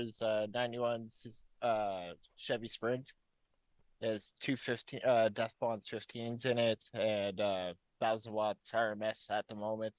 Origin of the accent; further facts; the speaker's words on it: Regina, Saskatchewan, Canada; I'm from Regina, Saskatchewan.